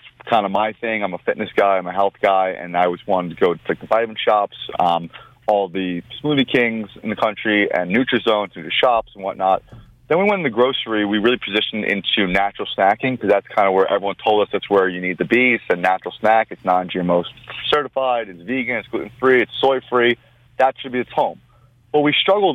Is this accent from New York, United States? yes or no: yes; Long Island, New York, United States; I'm born and bred New Yorker from Long Island originally. I'm Armenian, first generation in this country.